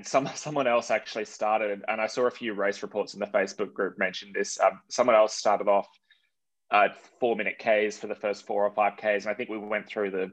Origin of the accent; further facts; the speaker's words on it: Sydney, New South Wales, Australia; I grew up in Sydney